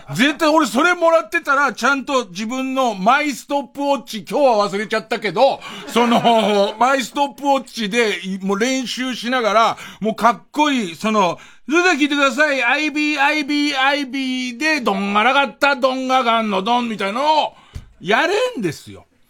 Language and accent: Japanese; Tokyo, Japan; 僕が田端の方 住んでて